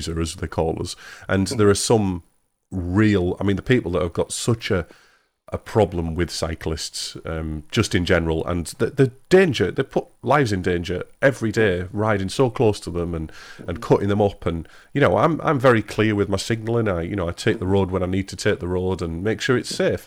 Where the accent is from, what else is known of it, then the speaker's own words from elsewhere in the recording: England, United Kingdom; I'm English